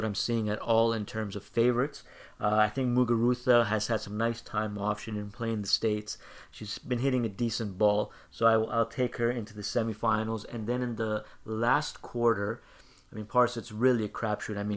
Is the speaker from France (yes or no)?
no; Canada